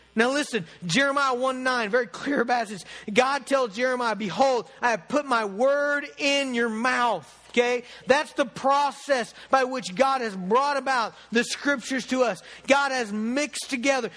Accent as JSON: {"language": "English", "country": "United States", "said": "being an American Christian"}